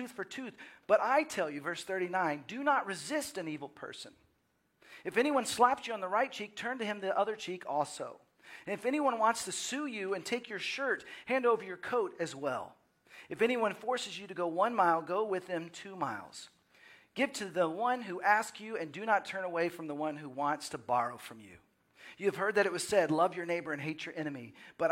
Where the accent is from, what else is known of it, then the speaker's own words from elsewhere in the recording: Dallas, Texas, United States; moved away as an adult; also born or lived in Waco / Seattle / Los Angeles; growing up in the Dallas area and then spending time in college in Waco and then moving to Seattle and then Los Angeles and now Austin